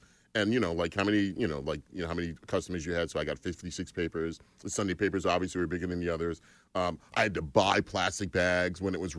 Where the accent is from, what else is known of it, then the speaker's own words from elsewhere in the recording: Long Island, New York, United States; Long Island, New York.